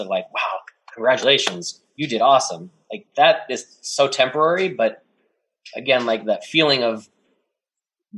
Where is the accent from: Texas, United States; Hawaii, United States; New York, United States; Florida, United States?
Texas, United States; Dallas; moved away; I'm from Dallas